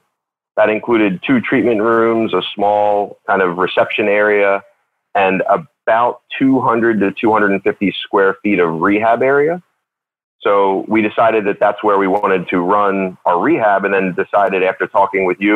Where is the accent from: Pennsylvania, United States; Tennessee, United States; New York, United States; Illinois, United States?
Pennsylvania, United States; right outside of Philadelphia; moved away as an adult; also born or lived in Baltimore, Maryland; now in Sykesville, Maryland, United States; I grew up right outside of Philadelphia